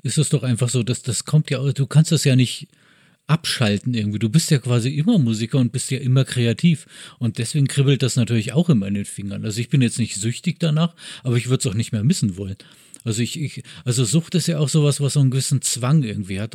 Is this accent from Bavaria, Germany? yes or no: yes; Bavaria, Germany; also born or lived in Braunschweig; now in Berlin, Germany; ich bin in Bayern aufgewachsen